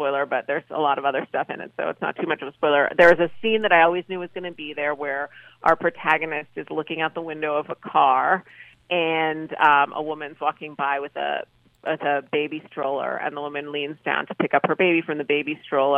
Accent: New York City, New York, United States; Brooklyn was a really great place to grow up

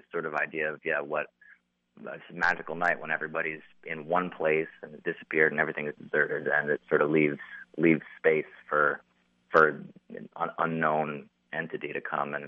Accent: New York, United States; I'm close to Canada. I'm from New York.

